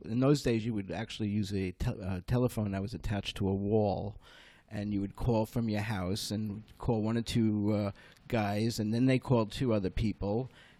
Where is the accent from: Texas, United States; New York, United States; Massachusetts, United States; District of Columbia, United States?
New York, United States; Lake Success; also born or lived in Brooklyn, New York / Bayside Hills, Queens; now in Sea Cliff, United States; I was born in Brooklyn. 2 months later, I'm brought out to Bayside Hills in Queens. Spent the first 7 years of my life there. And then my father took the family, my mom and my two older brothers, and moved us into the suburbs, into Great Neck, Lake Success.